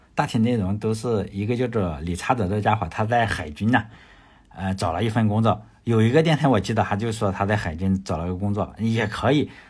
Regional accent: China; 我，我也是来自中国的

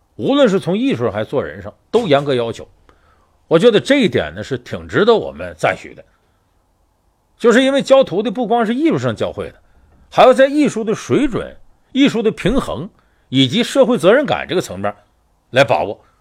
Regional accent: Northeast China, China; 我是东北人有直接关系，我们打小呢接受这些四六八句儿的一些教育

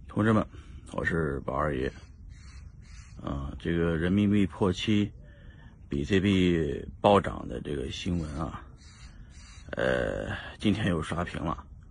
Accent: China; 因为我们都是中国人

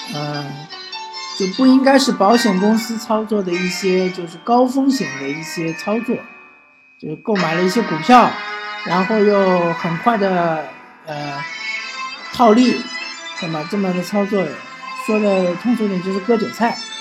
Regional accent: China; 我们中国人本来就站起来了嘛

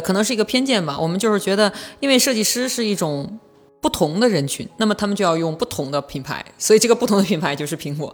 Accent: Northeast China, China; accent: Northeastern Mandarin; 我们东北话讲北，得劲儿

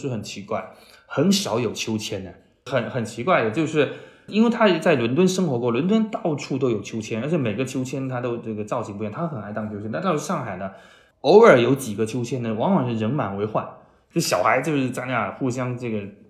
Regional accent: Chaozhou, Guangdong, China; now in Shanghai, China; 他不是去了潮州嘛？我的老家，特别是我妈妈家，她信佛，

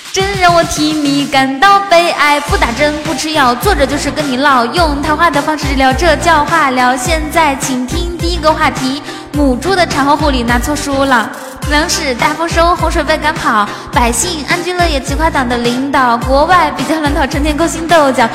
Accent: the Northwest, Northwest China, China; 其实我是西北的

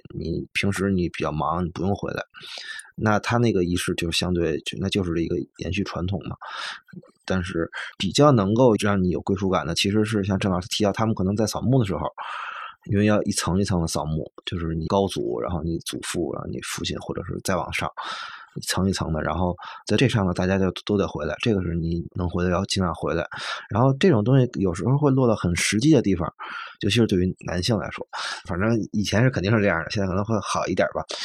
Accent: Beijing, China; moved away as an adult; 我自己的户口在东城嗯。我的学校都在东城。然后我家在朝阳，反正就这两个地儿嘛。然后我自己亲戚家，除了我爸那边儿就亲戚在丰台

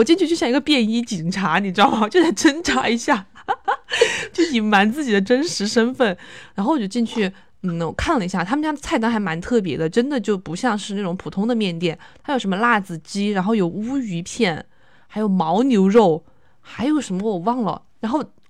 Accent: Chongqing, China; 不知道是不是我重庆人吃不来麻，他这个花椒放的很多

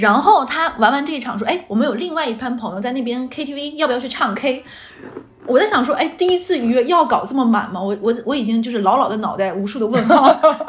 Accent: Xinjiang, China; 巧了，我们新疆人也爱吃烧烤。

